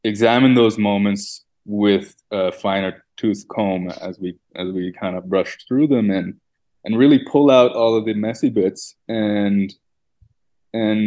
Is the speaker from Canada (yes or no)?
yes; Canada; growing up in Canada